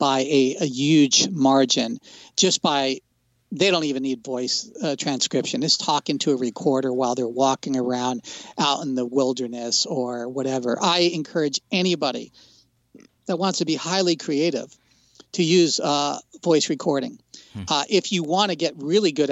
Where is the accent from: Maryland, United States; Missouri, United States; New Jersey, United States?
New Jersey, United States; I grew up in New Jersey